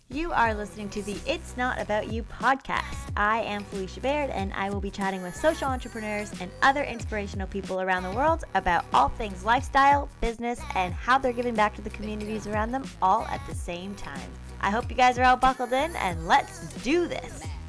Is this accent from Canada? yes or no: yes; Toronto, Ontario, Canada; I'm from Toronto, Canada